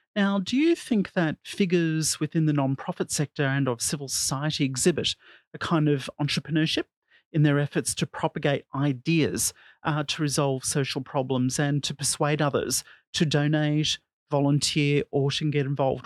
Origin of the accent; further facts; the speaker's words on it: Australia; my home country of Australia